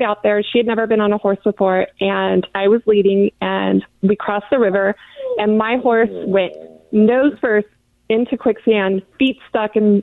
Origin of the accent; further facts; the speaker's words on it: Chino, California, United States; I grew up in Chino at a working ranch